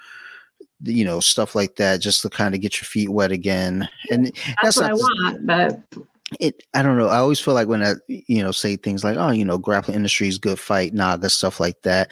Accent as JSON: {"language": "English", "town": "Detroit", "region": "Michigan", "country": "United States", "said": "I'm from Detroit"}